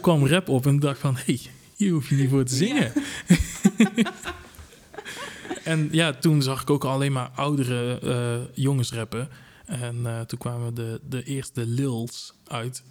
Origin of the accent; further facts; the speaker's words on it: Tilburg, North Brabant, Netherlands; ik kom ook uit Tilburg, zodat jullie kunnen uh, eh, kunnen horen.